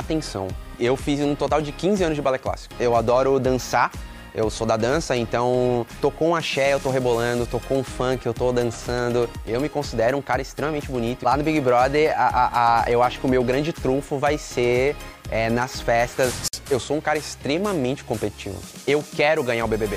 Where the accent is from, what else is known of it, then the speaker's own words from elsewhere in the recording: interior of Goiás, Brazil; sou do interior de Goiás